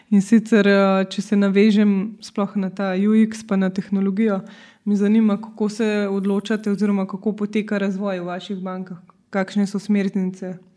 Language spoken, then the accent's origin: Slovenian; Slovenia; če se vam zdi, da smo Slovenci dovolj finančno pismeni